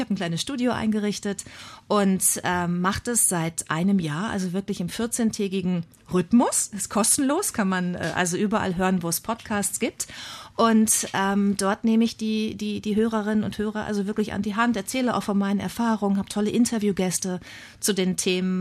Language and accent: German; Bad Lippspringe, North Rhine-Westphalia, Germany; accent: East Westphalian; moved away as an adult; also born or lived in Münster / Hamburg; ich bin äh, sehr ländlich aufgewachsen in Nordrhein-Westfalen, in Ostwestfalen am Teutoburger Wald